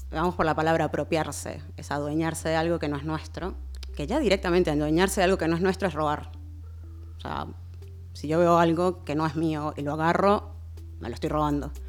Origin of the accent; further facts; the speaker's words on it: Venezuela; A ver, a mí me, pasa algo que también por mucho tiempo, siendo venezolana, eh, como que el, tema de mi bagaje negro no lo tenía muy cercano.